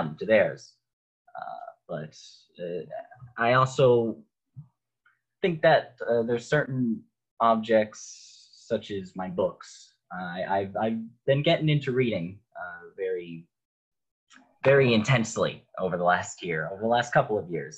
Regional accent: Northridge, California, United States; I'm born and raised in Northridge

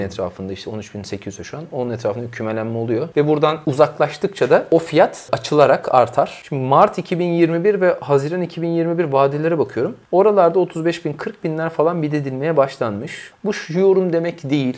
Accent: İzmir, Turkey; Ben de bir İzmirli olarak

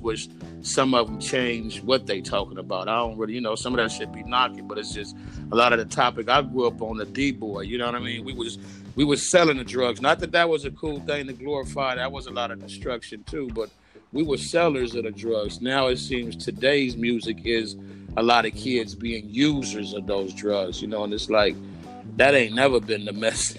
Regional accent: East Coast, United States; It's West Coast because I'm from the West Coast, but it's really a little bit of, it's really a little bit of everything because I'm a true hip-hop head. I grew up basically on the East Coast when hip-hop first started

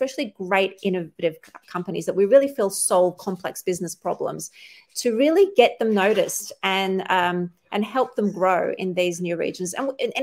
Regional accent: Sydney, New South Wales, Australia; I grew up in Australia all my life

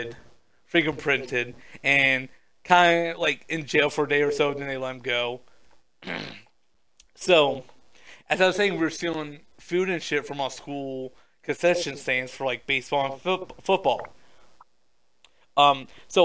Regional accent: Alabama, United States; growing up in Alabama, we were like really poor and struggling

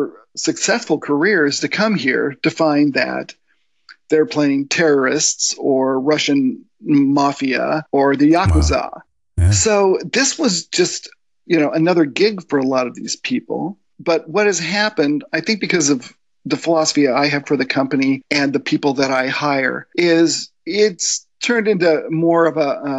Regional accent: Spain; also born or lived in United States / Germany; Well, I lived in Germany for 5 years. I grew up in Spain.

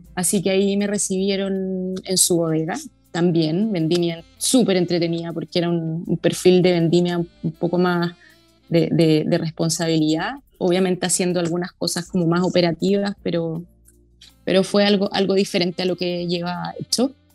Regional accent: Santiago, Santiago Metropolitan Region, Chile; soy santiaguina

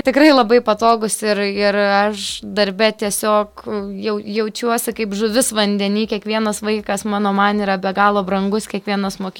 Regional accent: Jurbarkas, Tauragė County, Lithuania; also born or lived in Kaunas; dvasiškai esu iš Jurbarko, fiziškai esu iš Kauna

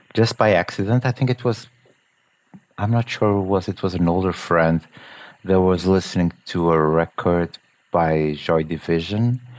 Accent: Portugal; I'm from Portugal

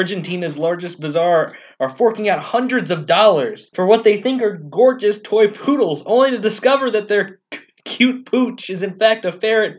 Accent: the South, United States; Because we're from the South

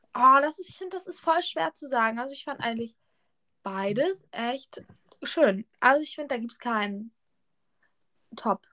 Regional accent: Germany; ich komme aus der Nähe von Hamburg

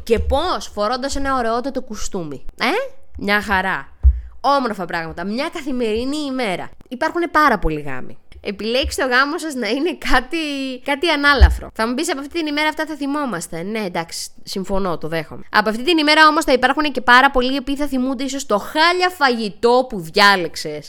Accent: Xanthi, Eastern Macedonia and Thrace, Greece; λέω ότι είμαι από την Ξάνθη, είπαμε μισή-μισή

